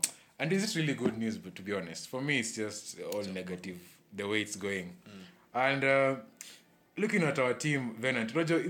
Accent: Ghana; Actually, I'm a Ghanaian.

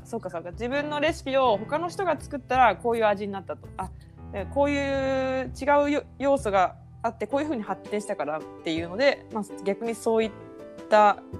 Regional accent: Toyama, Japan; 地元富山だともう回覧板が回ってる範囲って感じですよね。

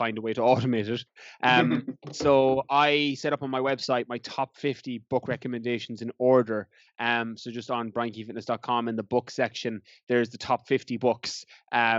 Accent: Ireland; moved away as an adult; also born or lived in London; I had planned to come back to Ireland and work as a teacher

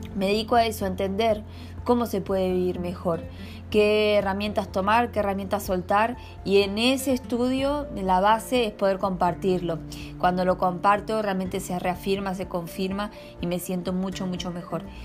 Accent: Argentina; moved away as an adult; now in Brazil; Vivo en Brasil, soy nacida en Argentina. Vivo en Brasil hace nueve años

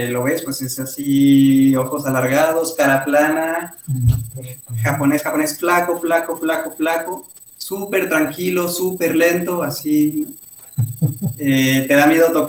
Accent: Mexico; moved away; yo nunca lo había pensado hasta que salí de México, porque a mí se me hacía lo más normal del mundo

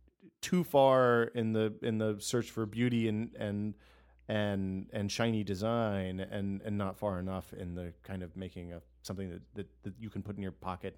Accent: United States; something you should – would be an interesting story for you to write is all the stuff that you can't get as a Canadian we Americans can get.

